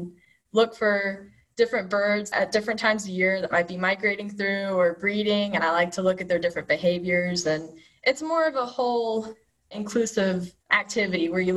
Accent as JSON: {"language": "English", "town": "Bristol", "region": "Tennessee", "country": "United States", "said": "I'm from Bristol, Tennessee, so it's just kind of on the other side of the mountains"}